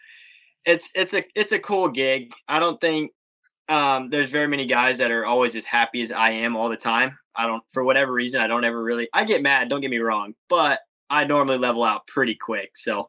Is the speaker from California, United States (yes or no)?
no; Texas, United States; also born or lived in Georgia / Florida; I've lived my life more in Georgia and Florida than I actually have in Texas. Even though I'm from Texas and I've spent my fair amount of time there, I definitely know the ropes around Florida and Georgia better than anywhere else.